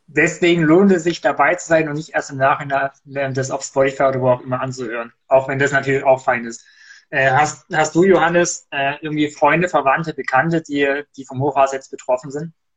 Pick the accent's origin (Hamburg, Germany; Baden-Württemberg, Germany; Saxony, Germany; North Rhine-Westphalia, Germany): Saxony, Germany; Erzgebirge; moved away; bei uns im Erzgebirge, da gab es tatsächlich, jedenfalls als ich da noch gewohnt habe, bis vor einigen Jahren